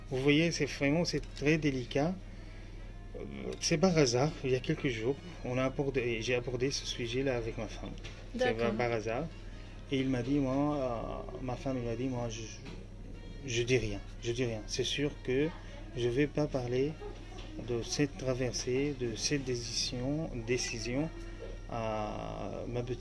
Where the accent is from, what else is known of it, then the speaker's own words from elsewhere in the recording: Aleppo, Aleppo Governorate, Syria; first language Arabic; French is a second language; moved away as an adult; now in France; Alep, euh, exactement, ma ville natale.